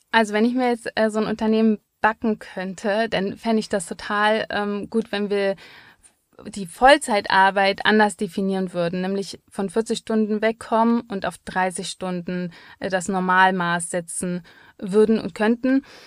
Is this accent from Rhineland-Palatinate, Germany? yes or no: no; Berlin, Germany; als Berlinerin, wir zahlen ja nichts